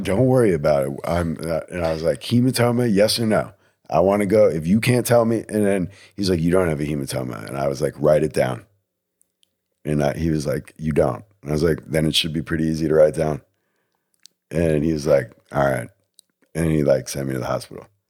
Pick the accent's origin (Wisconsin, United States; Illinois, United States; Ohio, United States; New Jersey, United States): New Jersey, United States; I'm from New Jersey